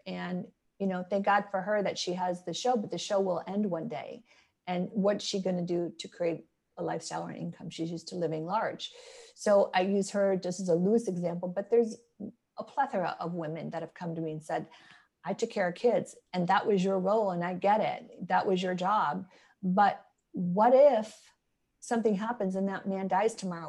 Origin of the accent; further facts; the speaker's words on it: Midwest, United States; moved away; I'm born and raised in the Midwest